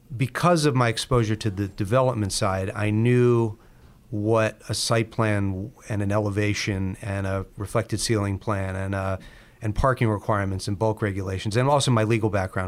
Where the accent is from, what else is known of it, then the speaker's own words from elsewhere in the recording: Baltimore, Maryland, United States; in Baltimore, where we're from.